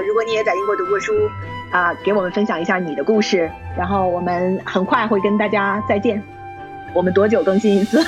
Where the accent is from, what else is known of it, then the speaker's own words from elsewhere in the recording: China; moved away as an adult; now in United Kingdom; 在中国长大，我可能有一个中国人的标签儿